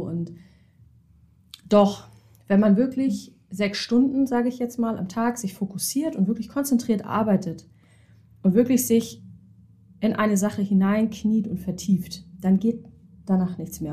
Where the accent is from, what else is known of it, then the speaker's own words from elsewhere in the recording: Hamburg, Germany; gebürtige Hamburgerin, bin auch nie so richtig weggekommen